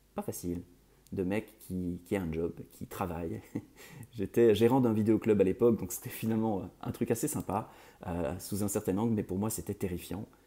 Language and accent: French; Belgium; je suis belge d'origine